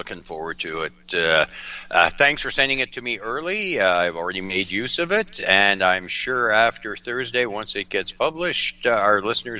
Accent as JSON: {"language": "English", "town": "North Bay", "region": "Ontario", "country": "Canada", "tie": "born or raised there", "lives_now": "Fort Frances, Canada", "said": "I was born and raised in North Bay, Ontario."}